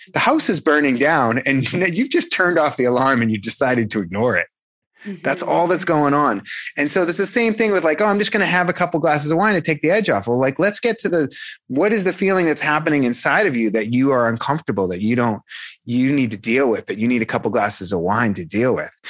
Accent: Boston, Massachusetts, United States; I'm a guy from South Boston, you know, the South Shore of Boston, Massachusetts

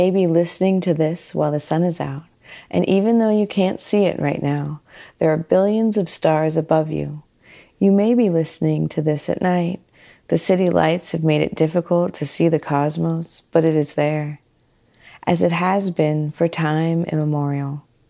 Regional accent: Los Angeles, California, United States; I have been visiting the Griffith Observatory since I was a little girl growing up in Los Angeles

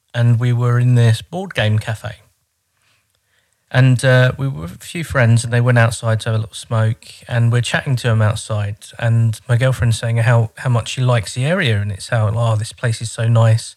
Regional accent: Croydon, London, United Kingdom; moved away as an adult; now in Horten, Norway; I'm English from Croydon

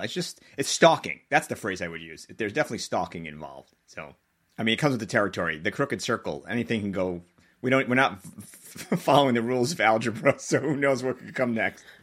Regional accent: Long Island, New York, United States; I grew up on Long Island

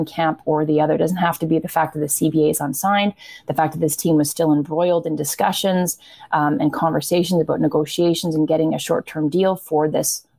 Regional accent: Canada

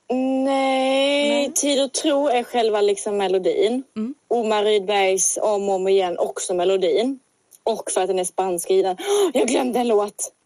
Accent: Sweden; accent: Småland / Scanian dialect (disputed); also born or lived in Småland / Scania; Jag har en mer småländsk dialekt än skånsk

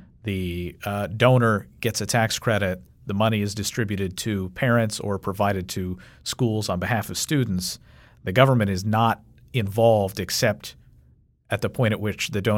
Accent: Kentucky, United States; my home state of Kentucky

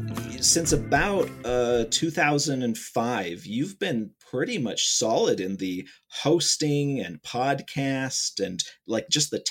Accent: Ohio, United States; I'm from Ohio, which is, you know, technically Midwest, but kind of East Midwest, you know, area.

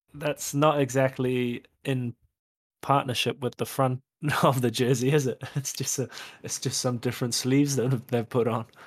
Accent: New Zealand; as a Kiwi

